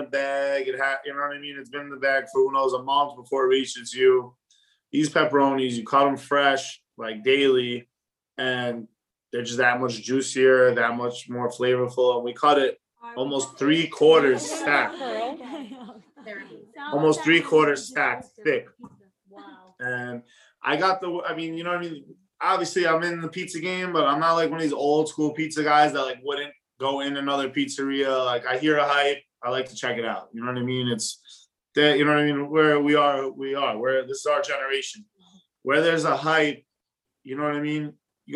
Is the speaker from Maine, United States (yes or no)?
no; New York City, New York, United States; I grew up in Whitestone. You know what I mean? Flushing and Whitestone are like borderline. But yeah, I grew up in Whitestone.